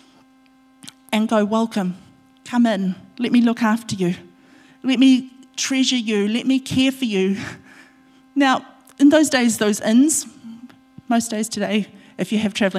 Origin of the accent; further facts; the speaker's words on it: Otorohanga, Waikato, New Zealand; my home church, my church that I grew up in Otorohanga